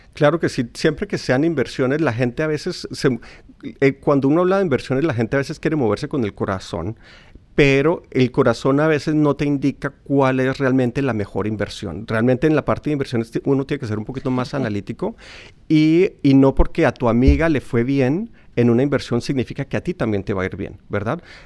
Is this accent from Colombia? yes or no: yes; Colombia; yo como colombiano